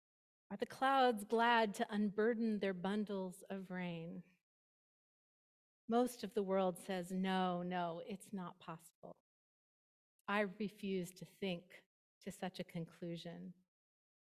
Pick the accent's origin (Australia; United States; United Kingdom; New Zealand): United States; East Bay, California; moved away as an adult; also born or lived in Bend, Oregon; now in San Francisco Peninsula, United States; I was from the East Bay